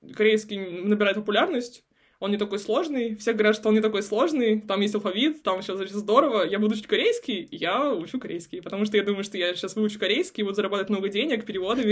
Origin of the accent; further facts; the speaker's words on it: a small town near Khabarovsk, Khabarovsk Krai, Russia; moved away; also born or lived in Vladivostok / South Korea; я с Дальнего Востока, угу. я из маленького города под Хабаровском.